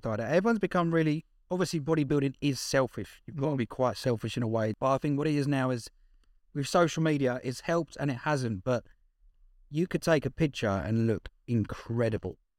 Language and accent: English; Essex, East of England, United Kingdom; I'm from Essex, so it's pretentious as hell.